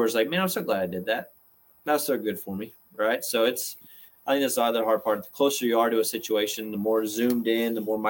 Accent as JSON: {"language": "English", "region": "Georgia", "country": "United States", "said": "I'm from Georgia"}